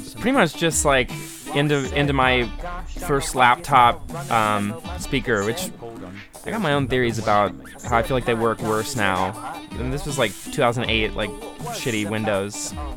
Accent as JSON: {"language": "English", "town": "Buffalo", "region": "New York", "country": "United States", "tie": "born or raised there", "said": "growing up in Buffalo, and you're in like ninth grade"}